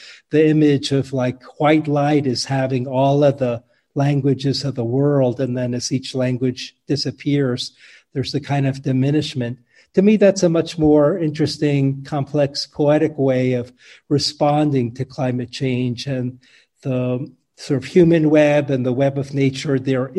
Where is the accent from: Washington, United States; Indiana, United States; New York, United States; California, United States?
New York, United States; New York City; moved away; also born or lived in Garden City, New York / San Francisco Bay Area; I was born in New York City. I lived in Queens, Fresh Meadows, when I was very young, and then a kind of suburban environment, Garden City. And there wasn't a lot of nature around. There were like trees and lawns.